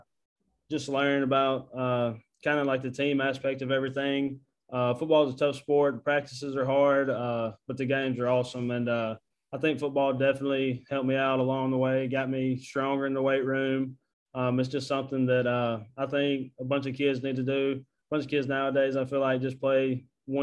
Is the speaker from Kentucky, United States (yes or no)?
no; Houston, Mississippi, United States; also born or lived in Tupelo, Mississippi; I was born in Tupelo, Mississippi. Grew up in Houston, Mississippi